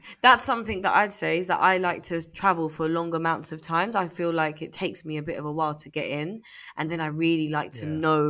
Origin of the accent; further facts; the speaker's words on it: Zambia; also born or lived in London, United Kingdom; because I grew up in Zambia and in London, in the UK. Like, India is like a new place.